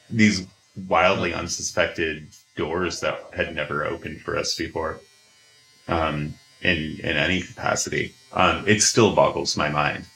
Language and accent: English; Wasilla, Alaska, United States; growing up in Alaska and mm-hmm. growing up close to the native communities up there